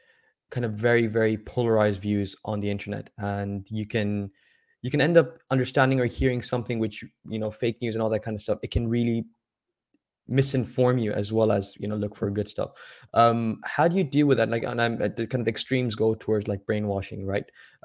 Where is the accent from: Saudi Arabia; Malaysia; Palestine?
Saudi Arabia; now in United Kingdom; growing up in Saudi Arabia, coming from a Pakistani background, now living in the UK, kind of being like all over the place and not even kind of being able to point to back to a home